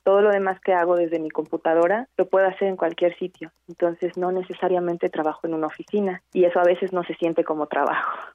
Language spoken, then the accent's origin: Spanish; Morelia, Michoacán, Mexico; also born or lived in Los Mochis, Sinaloa; Después me mudé a vivir a Morelia por el trabajo de mis padres cuando estaba en la primaria